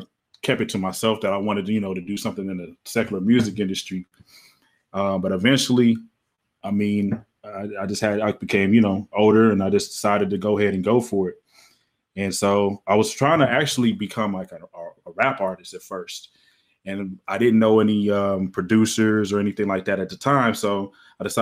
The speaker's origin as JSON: {"language": "English", "town": "Oklahoma City", "region": "Oklahoma", "country": "United States", "tie": "born or raised there", "moved": "yes", "said": "I'm from Oklahoma City, Oklahoma. I grew up, had both my parents in my family"}